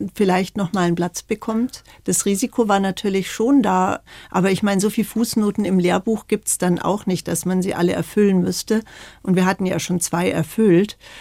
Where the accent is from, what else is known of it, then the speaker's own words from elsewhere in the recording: Bolzano, Trentino-Alto Adige, Italy; Ich bin ja in Bozen geboren, mhm. im Gräserhof